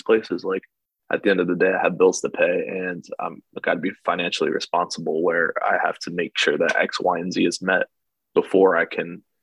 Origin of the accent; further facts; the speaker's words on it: New Jersey, United States; we grew up in New Jersey, so we're stuck here our whole lives